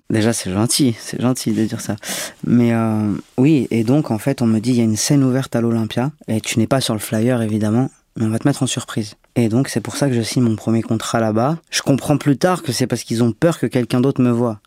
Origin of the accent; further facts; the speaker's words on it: Marseille, Provence-Alpes-Côte d'Azur, France; je suis né à Marseille